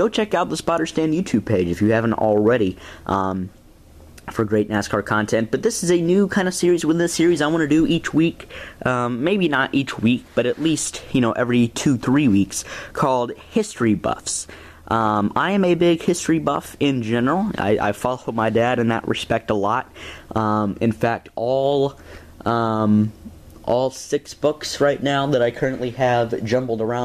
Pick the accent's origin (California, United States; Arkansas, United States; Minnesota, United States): Arkansas, United States; my home state of Arkansas